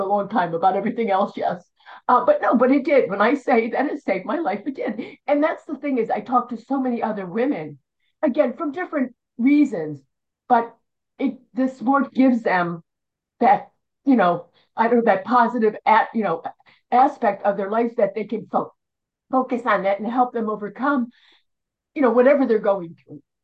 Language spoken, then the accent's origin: English; outside Philadelphia, Pennsylvania, United States; moved away; I'm from Philly, well outside Philly